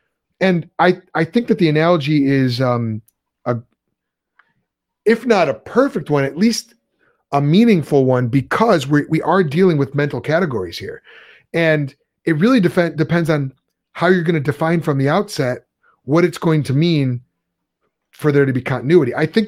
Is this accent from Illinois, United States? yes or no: yes; Chicago, Illinois, United States; we're from Chicago.